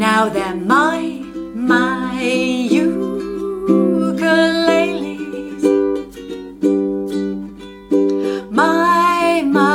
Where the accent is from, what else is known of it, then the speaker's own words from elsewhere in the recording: England, United Kingdom; accent: English; now in Australia; my English accent